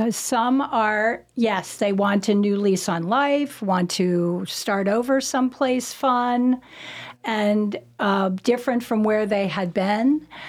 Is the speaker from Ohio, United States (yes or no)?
yes; Ohio, United States; now in North Carolina, United States; And, you know, when we came from Ohio, the first thing I said to my husband, you've got to come out and look at the sky.